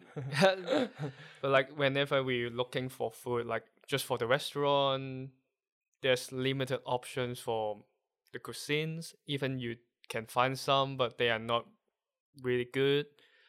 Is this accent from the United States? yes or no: no; Hong Kong; first language Cantonese; English is a second language; moved away as an adult; now in Netherlands; I'm from Hong Kong.